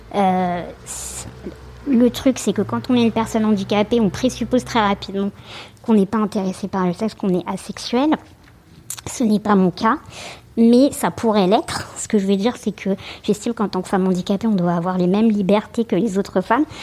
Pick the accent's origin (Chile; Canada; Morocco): Chile; Santiago, Santiago Metropolitan Region; now in Paris, France; je suis née à Santiago du Chili